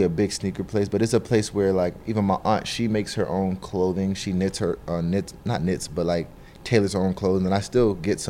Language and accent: English; Snellville, Georgia, United States; also born or lived in Lagos, Nigeria; Yeah, I was born in Lagos, Nigeria. Came to the States when I was 3. Moved to Georgia and moved to Snellville, Georgia when I was about 4 and a half. And I've lived there ever since.